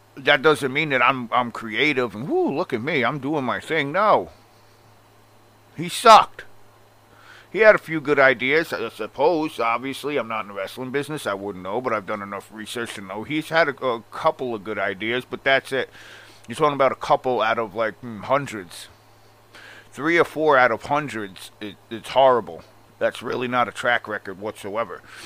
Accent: Long Island, New York, United States

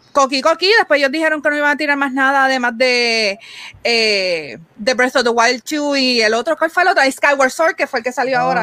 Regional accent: Puerto Rico; nosotros decíamos Puerto Rico

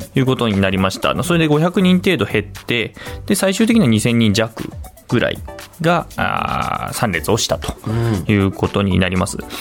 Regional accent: Aizu, Fukushima, Japan; 私は会津出身

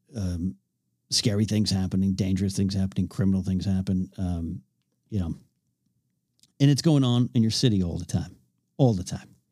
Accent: north of Los Angeles via the 101, California, United States; moved away as an adult; now in Los Angeles, United States; I had to head home from L A up to my hometown

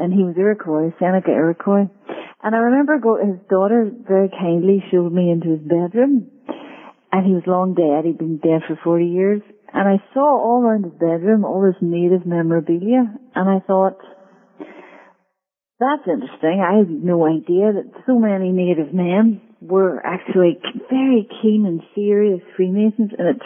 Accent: Northern Ireland, United Kingdom; moved away; I am Irish from Northern Ireland, actually, which accounts for my accent

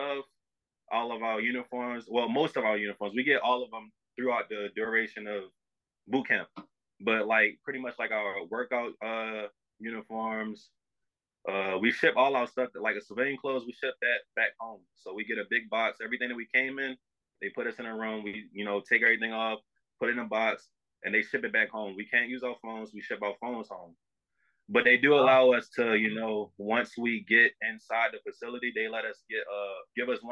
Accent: Baltimore, Maryland, United States; moved away as an adult; I'm all the way in Chicago. I'm from Baltimore

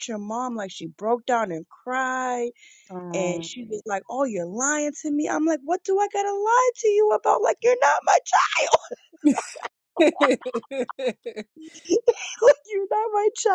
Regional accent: Boston, Massachusetts, United States; I'm from the hood. I'm from the Berry

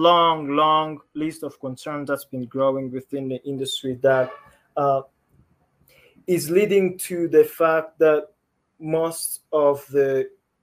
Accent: Rwanda; I am from Rwanda

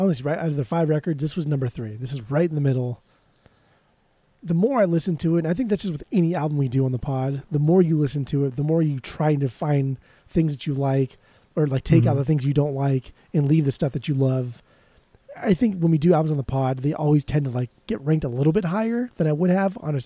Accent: California, United States; we're from California

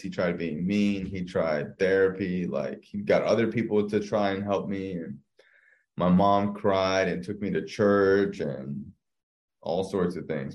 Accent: South Florida, United States; born and raised in South Florida

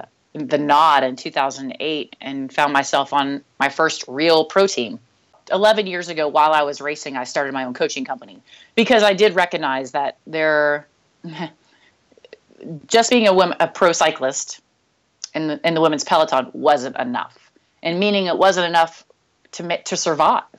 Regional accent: Nashville, Tennessee, United States; I grew up in the Southeast in Nashville

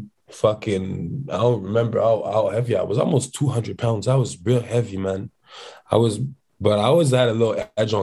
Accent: Montreal, Quebec, Canada; also born or lived in Centre-Sud, Montreal; right now I live in Centre Sud, but I would say I'm from Villeray.

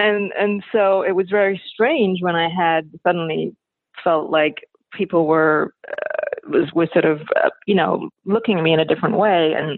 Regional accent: London, United Kingdom; He was actually in London, and I'm from London, and I was happened to be going back to London for the holidays to see my family.

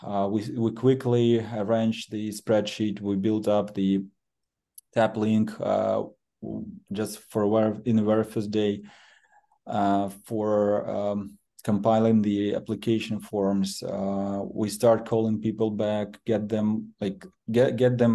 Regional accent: Kharkiv, Kharkiv Oblast, Ukraine; originally I'm from Kharkiv

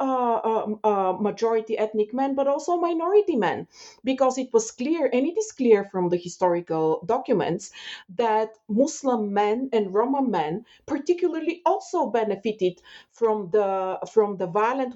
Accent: Bulgaria; moved away as an adult; now in Canada; I left Bulgaria when I was 26, 27 years old. But while growing up in Bulgaria

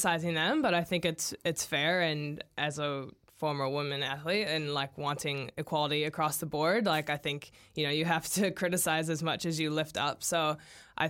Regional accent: United States; now in New Zealand; As an American

